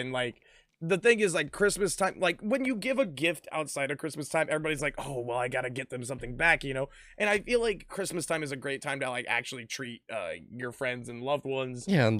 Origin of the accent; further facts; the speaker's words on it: the South, United States; I only know of Golden Corral, man. I'm from the South. That's where everybody eats.